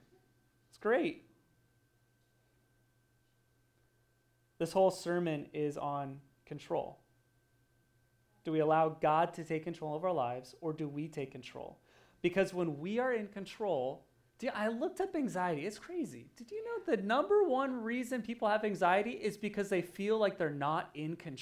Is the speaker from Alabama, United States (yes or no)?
no; Oregon, United States; moved away; I grew up in Oregon, so there's lots of mud and lots of dirt and lots of rain